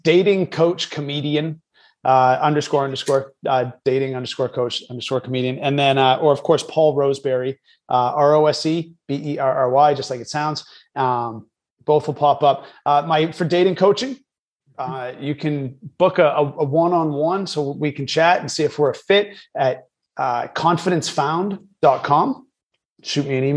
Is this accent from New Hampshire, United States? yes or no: yes; New Hampshire, United States; moved away as an adult; also born or lived in New York City / Boston; now in Los Angeles, United States; I'm born and raised in New Hampshire.